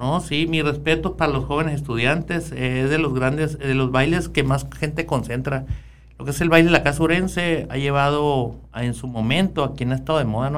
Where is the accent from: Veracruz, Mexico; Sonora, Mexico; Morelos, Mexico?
Sonora, Mexico; Ures; Nací en el Saúl de Ures, ahí en una comunidad de Ures, ahí cerquita, 5 kilómetros de la cabecera municipal